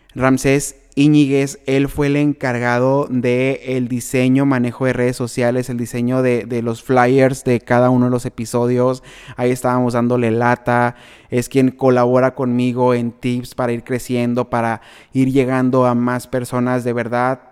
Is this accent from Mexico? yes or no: yes; Benjamín Hill, Sonora, Mexico; la gente de mi pueblo